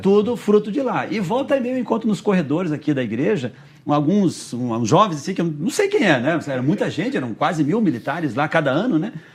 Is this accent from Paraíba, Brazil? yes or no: no; Rio Negro, Paraná, Brazil; also born or lived in Mato Grosso; now in Curitiba, Brazil; eu nasci no Mato Grosso, mas me criei em Rio Negro